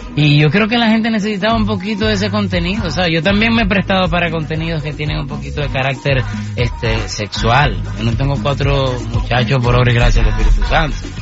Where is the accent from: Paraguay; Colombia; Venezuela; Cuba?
Venezuela; moved away; nací en Venezuela, adoro mi tierra